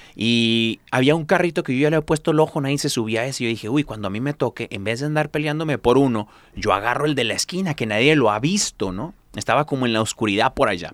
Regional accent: California, United States; yo soy mexicano, pero de California, ¿no? De esos pochos.

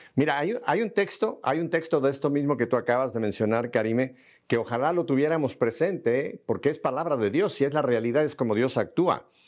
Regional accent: Mexico City, Mexico

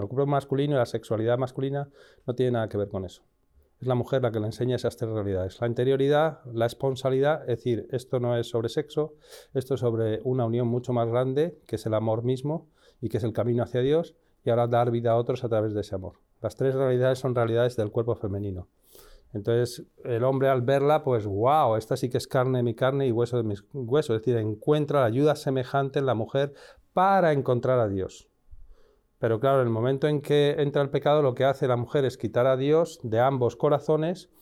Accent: Madrid, Community of Madrid, Spain; moved away; soy nacido en España, en, Madrid

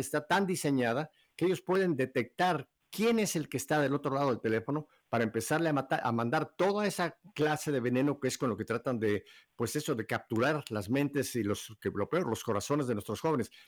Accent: Mexico; now in Miami, United States; como decimos en México

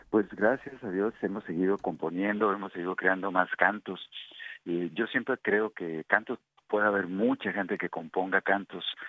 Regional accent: Mexico; como mexicanos que somos

